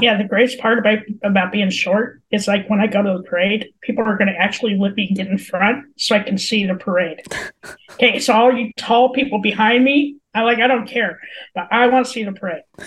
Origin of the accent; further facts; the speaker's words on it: Colorado, United States; I was born and raised in Colorado.